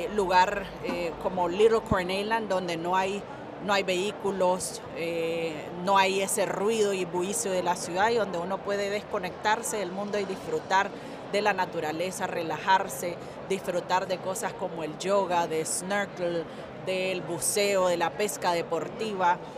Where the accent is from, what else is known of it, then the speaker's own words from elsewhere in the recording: Nicaragua; nuestro pueblo que comparte con todos sus visitantes